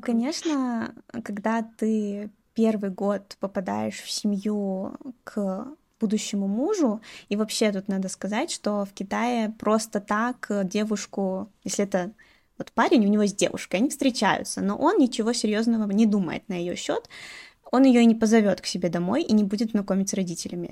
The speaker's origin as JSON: {"language": "Russian", "country": "Belarus", "moved": "as an adult", "lives_now": "Chongqing, China", "said": "Я из Беларуси"}